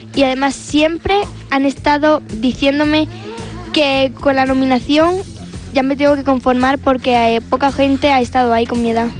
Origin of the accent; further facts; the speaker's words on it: Balanegra, Andalusia, Spain; estoy muy orgullosa de ser de allí, de donde soy